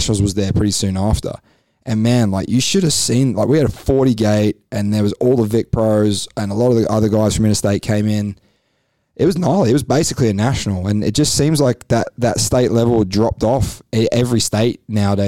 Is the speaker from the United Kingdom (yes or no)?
yes; England, United Kingdom; now in Australia; I'm English, but hey, I've been in Australia long enough